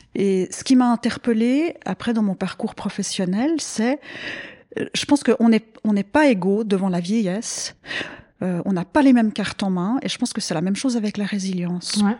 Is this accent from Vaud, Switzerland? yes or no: yes; Vaud, Switzerland; also born or lived in Abidjan, Côte d'Ivoire; je suis originaire du canton de Vaud, j'ai fait mes études à Lausanne